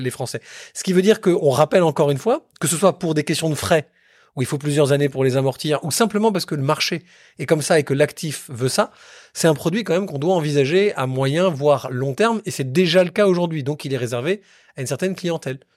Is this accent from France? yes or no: yes; Bordeaux, Nouvelle-Aquitaine, France; je suis bordelais